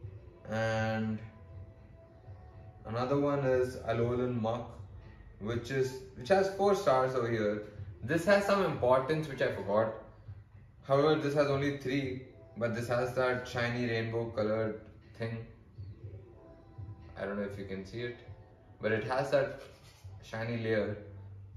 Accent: India; accent: Indian; me and my Indian accent

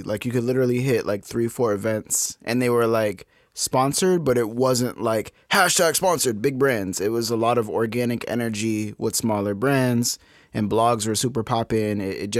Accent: New England, United States; I'm from New England. We don't talk about the Giants.

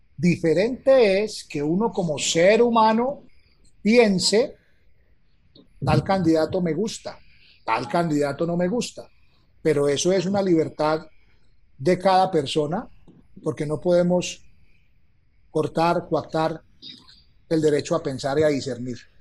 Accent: Calarcá, Quindío, Colombia; mi pueblo, en Calarcá, Quindío, que en ese tiempo era Viejo Caldas

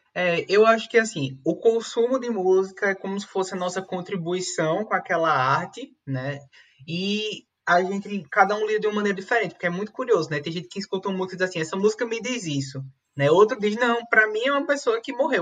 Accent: Caruaru, Pernambuco, Brazil; Eu nasci em Caruaru, que é uma cidade conhecida como a capital do forró

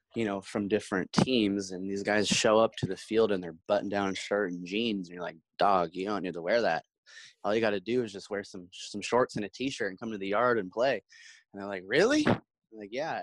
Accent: Portland, Oregon, United States; I'm from Portland

